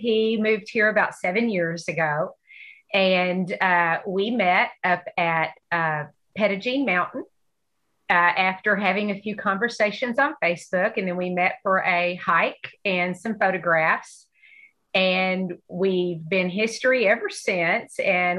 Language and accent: English; Fort Smith, Arkansas, United States; also born or lived in Texas; But unfortunately, I was born in Fort Smith, Van Buren area, and I've been in Arkansas most of my life. Took a brief hiatus to Texas